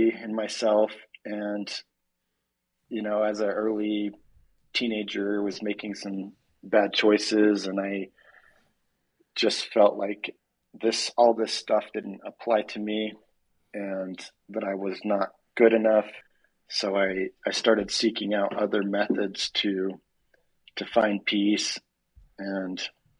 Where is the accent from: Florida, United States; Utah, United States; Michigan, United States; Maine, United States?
Utah, United States; Orem; moved away; also born or lived in California; I grew up in Orem, Utah